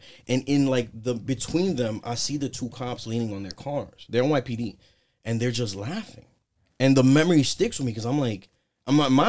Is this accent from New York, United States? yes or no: yes; New York City, New York, United States; So, I am from the South Bronx. Nice. My parents raised me there. I was born in Lincoln Hospital. I spent like the first, 17 years of my life there.